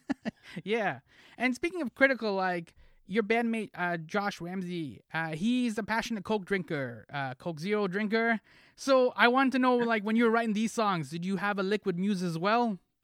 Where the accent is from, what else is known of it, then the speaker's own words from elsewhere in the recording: Toronto, Ontario, Canada; I'm from Toronto